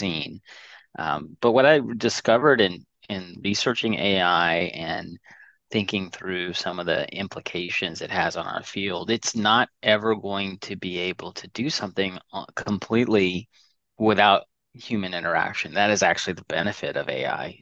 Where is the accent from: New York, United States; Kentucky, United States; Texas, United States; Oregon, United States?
Texas, United States; Dallas; also born or lived in Indiana; I'm Dallas, Texas. I was born in Indiana, of all places, but moved here when I was three